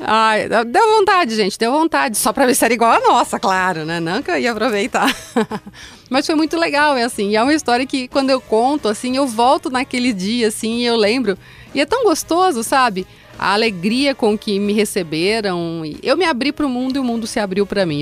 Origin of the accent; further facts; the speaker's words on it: Mogi Mirim, São Paulo, Brazil; quando eu era adolescente ainda, eu sempre gostei muito de show. Show de rock. E esse foi um show do …, lá na minha cidade, em Mogi Mirim